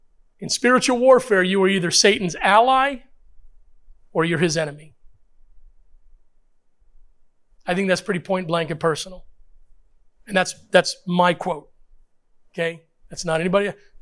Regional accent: Puerto Rico; born there; First of all, I'm a minority. Secondly, I'm a Christian. Now, I was born in Puerto Rico, I think.

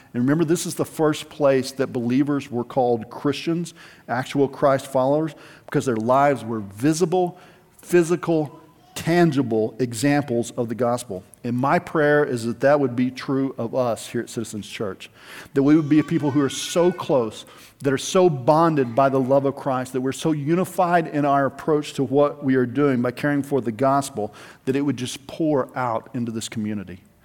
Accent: United States

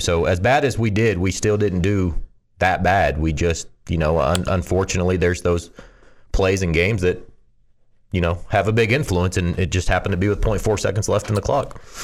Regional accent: Odessa, Texas, United States; also born or lived in Lubbock, Texas; growing up in Odessa, Texas with just me and Dad

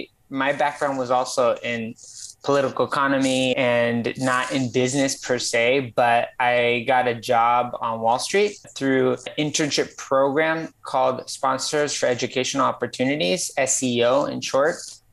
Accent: Mexico; I would thereafter, quite frankly, enjoy the heck out of growing up in Mexico.

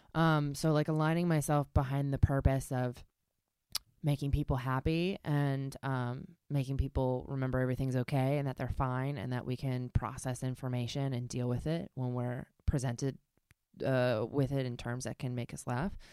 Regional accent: Baltimore, Maryland, United States; I grew up in Baltimore

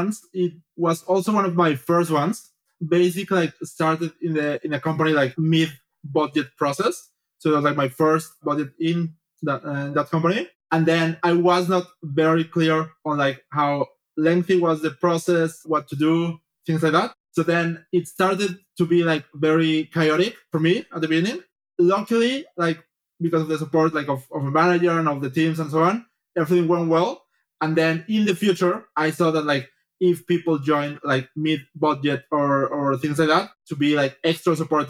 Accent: Mexico; moved away as an adult; also born or lived in Paris, France / Geneva, Switzerland / Bratislava, Slovakia / Melbourne, Australia; I'm originally from Mexico, so I did my bachelor's in there.

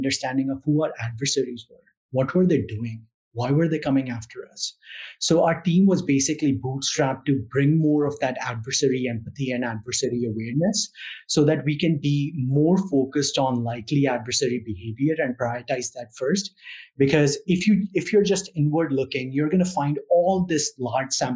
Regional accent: India; moved away as an adult; now in United States; So I grew up in India. So I'm an immigrant.

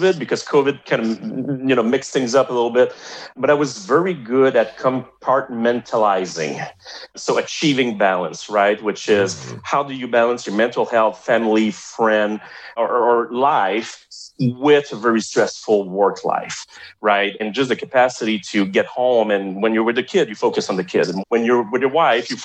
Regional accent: Montreal, Quebec, Canada; accent: French-Canadian (Montreal); first language French; English is a second language; my accent is from Montreal, right? It's a French-Canadian accent.

